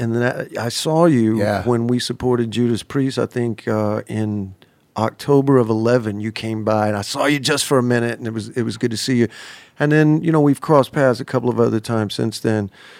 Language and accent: English; Alabama, United States; Because look, I'm from Alabama, okay?